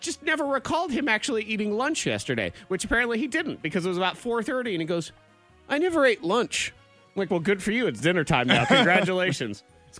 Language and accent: English; Boston, Massachusetts, United States; I mean, I grew up in Boston. I was like, you don't have a Boston accent. I said, I know, because it sounds bad.